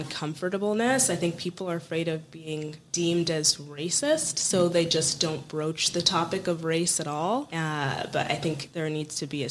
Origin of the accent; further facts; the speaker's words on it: Eastern Washington State, United States; moved away as an adult; also born or lived in New York; I grew up in Eastern Washington State